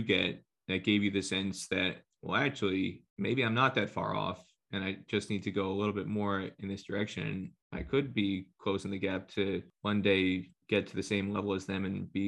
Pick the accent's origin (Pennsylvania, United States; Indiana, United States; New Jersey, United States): New Jersey, United States; when I was growing up in New Jersey